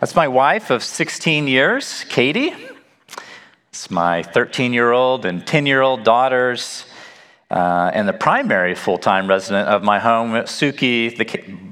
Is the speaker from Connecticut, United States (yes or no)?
no; Nacogdoches, Texas, United States; moved away as an adult; also born or lived in Wheaton, Illinois / Chicago, Illinois; I'm originally from Nacogdoches in East Texas, where people talk normal